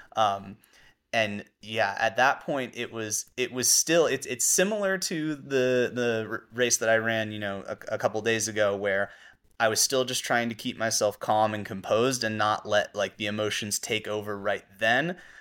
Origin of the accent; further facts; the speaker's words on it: Mamaroneck, New York, United States; I grew up in Mamaroneck